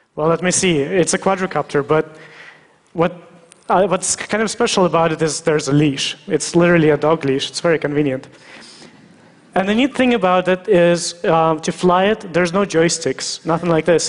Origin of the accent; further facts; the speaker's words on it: Russia; I was born in Russia